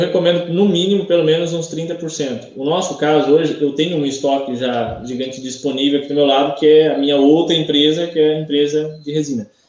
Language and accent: Portuguese; Santa Catarina, Brazil; Eu sou daqui de Santa Catarina